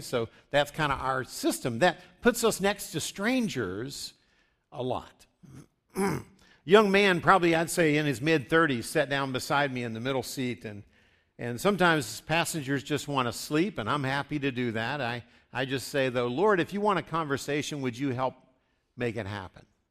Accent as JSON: {"language": "English", "region": "West Virginia", "country": "United States", "tie": "born or raised there", "said": "I grew up in West Virginia, just south of Pittsburgh"}